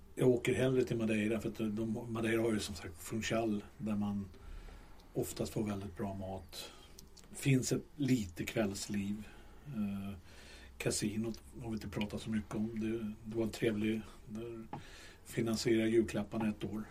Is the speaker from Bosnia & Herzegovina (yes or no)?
no; Stockholm, Stockholm County, Sweden; vi är från Stockholm